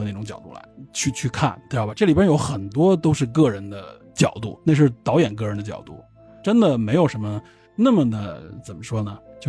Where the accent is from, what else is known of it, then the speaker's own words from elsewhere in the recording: China; 我们中国人总是站在一种好，